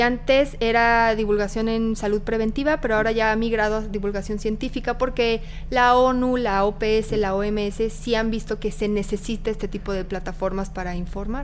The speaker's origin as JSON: {"language": "Spanish", "region": "Querétaro", "country": "Mexico", "moved": "as an adult", "lives_now": "Mexico City, Mexico", "said": "yo soy de Querétaro"}